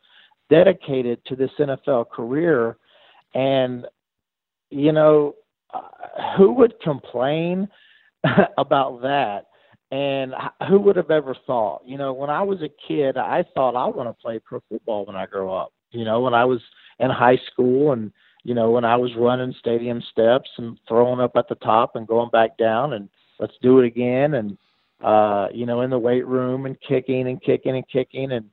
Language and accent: English; Radford, Virginia, United States; also born or lived in Pulaski County, Virginia; I was born in Radford. I lived my whole life in Pulaski County